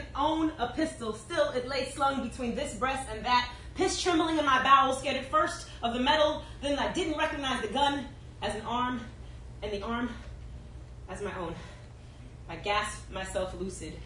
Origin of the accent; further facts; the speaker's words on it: Bay Area, California, United States; moved away as an adult; also born or lived in New York; I'm from the Bay Area